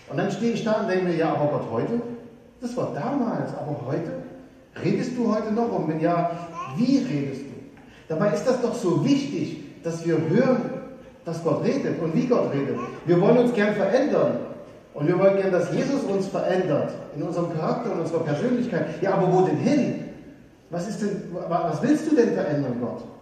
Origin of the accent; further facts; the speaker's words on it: Saxony, Germany; ich komme aus, aus Sachsen und äh, früher war das DDR. Und ich weiß noch, als Kind haben wir immer äh, angestanden eine Stunde, um das Nutella des Ostens zu bekommen.